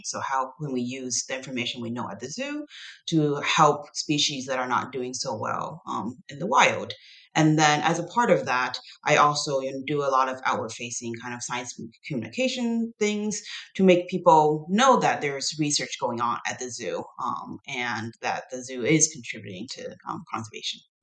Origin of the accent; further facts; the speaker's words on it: Taiwan; also born or lived in United States; now in Tennessee, United States; I grew up in Taiwan